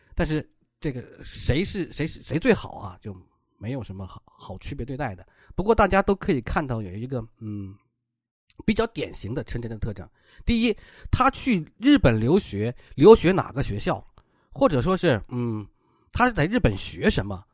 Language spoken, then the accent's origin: Chinese; Inner Mongolia, China; 我老家内蒙古